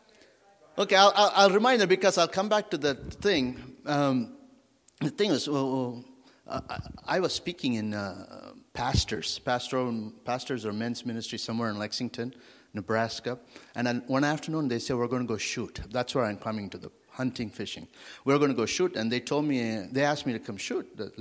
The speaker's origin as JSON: {"language": "English", "country": "India", "tie": "born or raised there", "also_born_or_lived": "Wyoming, United States / Africa", "moved": "yes", "lives_now": "France", "said": "I grew up in India and came to the United States"}